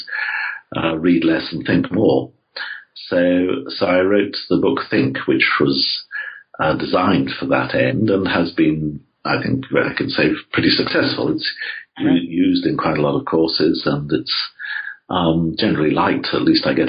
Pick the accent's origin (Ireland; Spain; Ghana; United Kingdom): United Kingdom; England; I grew up in England, as you can no doubt tell from my voice.